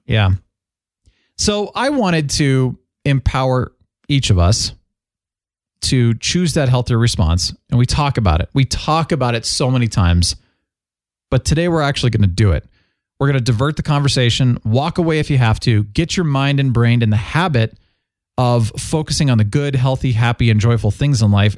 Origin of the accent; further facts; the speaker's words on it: Phoenix, Arizona, United States; moved away; I grew up in Phoenix for about eleven years as a kid